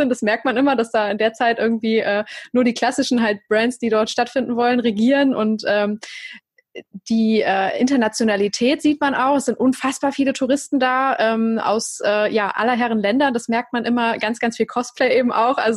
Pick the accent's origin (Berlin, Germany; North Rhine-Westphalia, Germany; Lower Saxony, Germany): North Rhine-Westphalia, Germany; Cologne; das mit der Gamescom zum Beispiel kann ich jetzt als Kölnerin einfach äh, super beschreiben